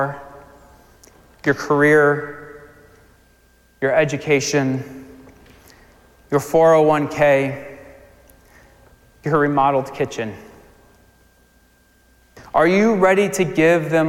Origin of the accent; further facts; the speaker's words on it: Virginia Beach, Virginia, United States; moved away; I'm from Virginia Beach, so we went down to Virginia to spend some time with my parents. And we went to this water park, and it was a water park I went to growing up